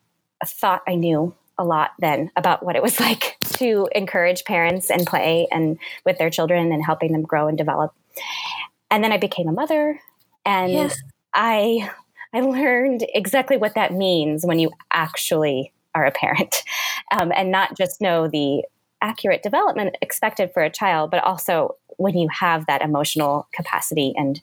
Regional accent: Kansas, United States; born there; now in Minnesota, United States; in Kansas, my husband in Ohio. We had our first daughter in Illinois, our second in Texas, and our third here in Minnesota.

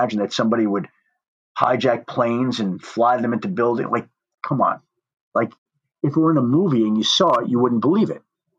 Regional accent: New York, United States; moved away; also born or lived in Colorado; I'm from New York

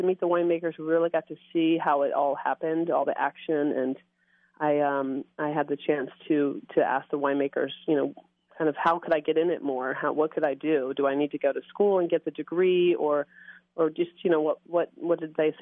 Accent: Norfolk, Virginia, United States; moved away as an adult; also born or lived in London / Australia / Burgundy; now in California, United States; born and raised in Norfolk, Virginia, went to school there and college in William & Mary

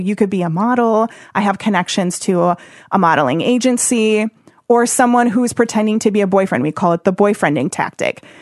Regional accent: Oshkosh, Wisconsin, United States; also born or lived in Springfield, Missouri / Las Vegas; I'm from Wisconsin, and I grew up in Oshkosh

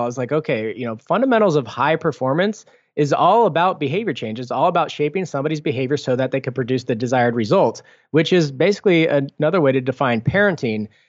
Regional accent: Foster City, California, United States; I grew up in Foster City

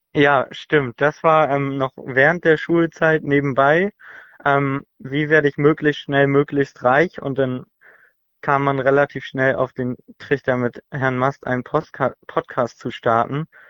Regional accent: Hamburg, Germany; Ich komme aus Hamburg

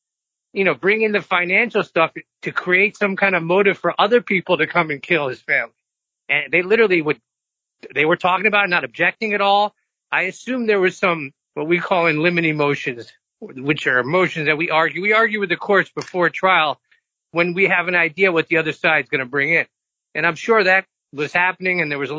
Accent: the South, United States; growing up in the South

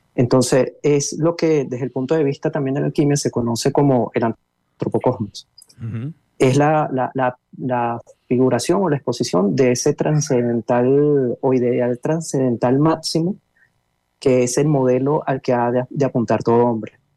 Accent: Venezuela; now in Brazil; yo soy venezolano, pero estoy radicado en Brasil

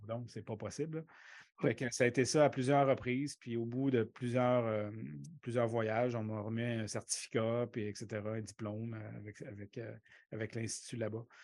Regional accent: Quebec City, Quebec, Canada; moved away as an adult; moi, j'ai grandi à Québec. Hein. donc, les 24, 25 premières années de ma vie, je les ai passées à Québec

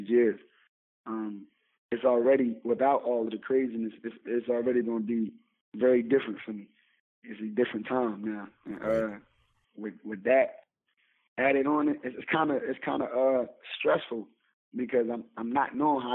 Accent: Philadelphia, Pennsylvania, United States; I'm from Philly. I'm from North Philly, North Side.

